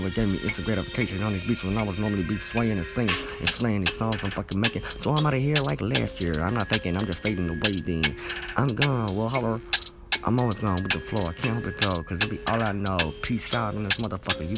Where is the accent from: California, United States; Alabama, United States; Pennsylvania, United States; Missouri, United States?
Alabama, United States; I'm from Alabama